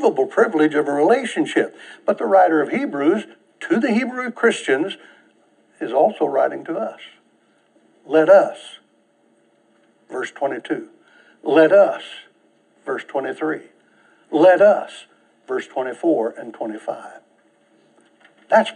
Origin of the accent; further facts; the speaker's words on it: United States; the privilege of being an American